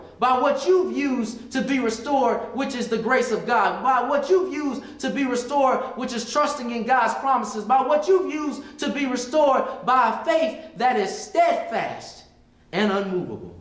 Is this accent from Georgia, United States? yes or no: yes; Stone Mountain, Georgia, United States; I just came from a little black school, and I came from a little black high school